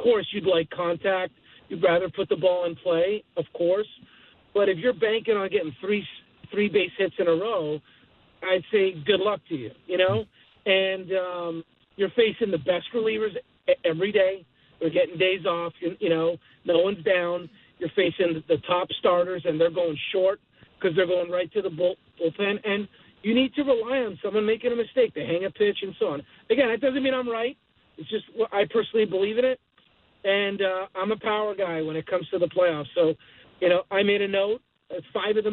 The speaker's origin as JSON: {"language": "English", "town": "Montreal", "region": "Quebec", "country": "Canada", "tie": "born or raised there", "said": "I grew up in Montreal watching Delino DeShields and Marquise Grissom"}